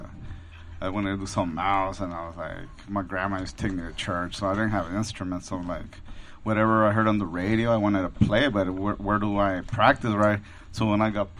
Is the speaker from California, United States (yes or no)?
yes; Los Angeles, California, United States; I grew up like near South Central, you know, Pico Union area